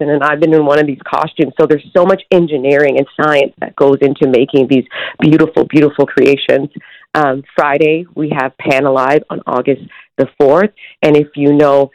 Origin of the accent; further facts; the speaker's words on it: Toronto, Ontario, Canada; born and raised in Scarborough